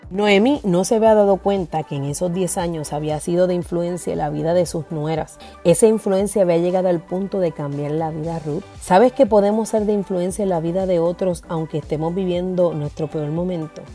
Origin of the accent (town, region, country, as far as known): Puerto Rico